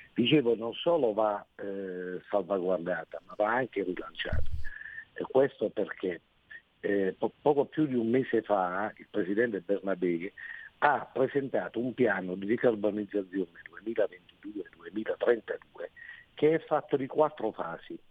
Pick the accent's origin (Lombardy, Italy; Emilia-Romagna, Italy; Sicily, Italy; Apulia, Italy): Apulia, Italy; Taranto province; qui in particolare della nostra provincia che è una delle più importanti della Puglia